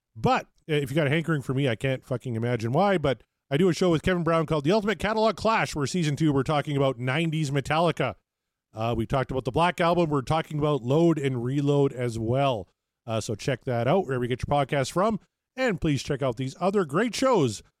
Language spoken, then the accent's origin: English; Canada; as a Canadian